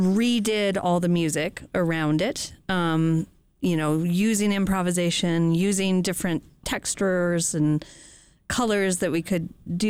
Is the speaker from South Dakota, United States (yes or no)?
yes; Rapid City, South Dakota, United States; now in Missoula, United States; I grew up in South Dakota in the Black Hills.